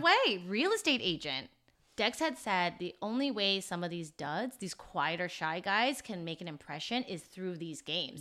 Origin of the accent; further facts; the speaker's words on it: United States; I stood out, I think, as an American